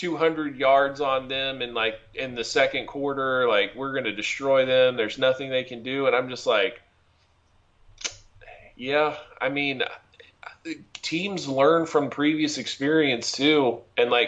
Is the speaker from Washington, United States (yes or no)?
no; Kansas, United States; We grew up in Kansas